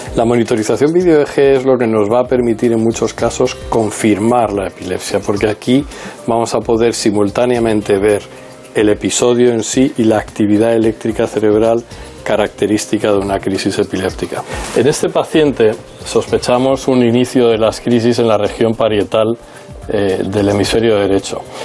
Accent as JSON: {"language": "Spanish", "town": "Newport News", "region": "Virginia", "country": "United States", "tie": "born or raised there", "also_born_or_lived": "Minnesota / Chicago", "moved": "yes", "said": "Nací en Newport News, Virginia"}